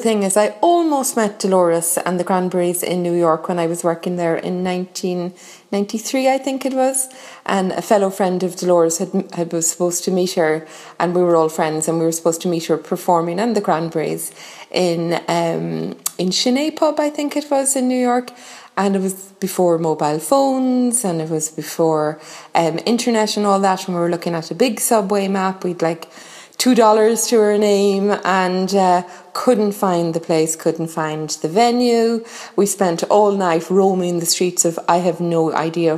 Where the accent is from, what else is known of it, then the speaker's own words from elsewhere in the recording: Limerick, Munster, Ireland; I'm from Limerick